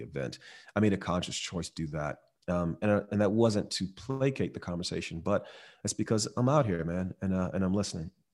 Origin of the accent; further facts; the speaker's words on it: Miami, Florida, United States; I grew up in Miami